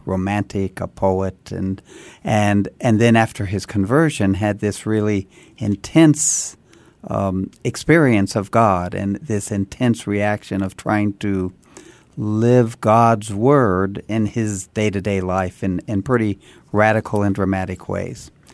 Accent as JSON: {"language": "English", "town": "Santa Fe", "region": "New Mexico", "country": "United States", "tie": "born or raised there", "said": "I was born and raised in Santa Fe"}